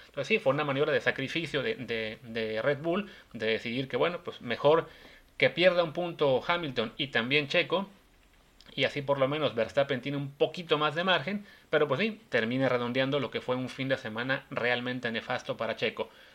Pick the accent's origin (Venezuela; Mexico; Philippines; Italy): Mexico; como aficionados mexicanos